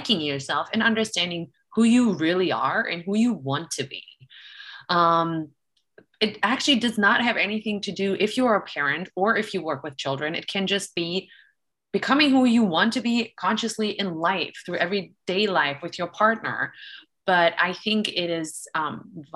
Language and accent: English; Germany; I'm actually from Germany